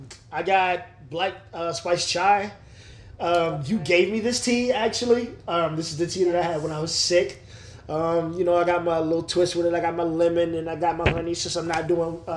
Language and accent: English; Ann Arbor, Michigan, United States; also born or lived in LaGrange; now in Atlanta, United States; I am originally from Ann Arbor, Michigan, but I was born here in Atlanta, Georgia. Spent a lot of time in LaGrange.